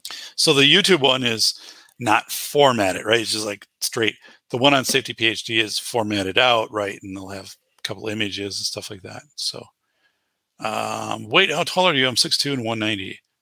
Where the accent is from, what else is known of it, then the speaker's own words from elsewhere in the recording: Wisconsin, United States; So Cappy is a good friend of mine, right? You know, we're both from Wisconsin